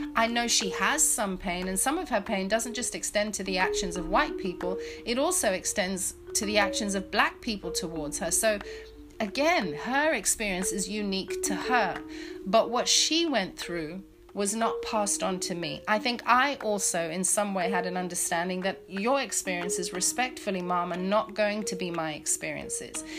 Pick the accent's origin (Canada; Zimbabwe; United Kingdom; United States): Zimbabwe; moved away; the amazing education system that I grew up in in, in Zimbabwe